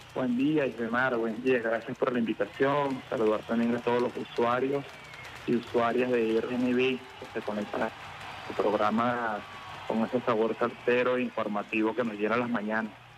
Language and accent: Spanish; Venezuela; tenemos como pueblo venezolano